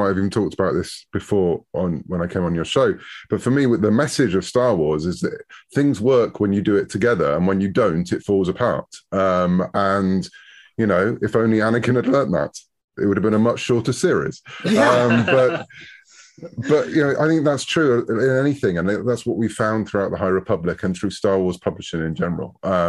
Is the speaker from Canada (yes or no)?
no; United Kingdom; I'm a Brit.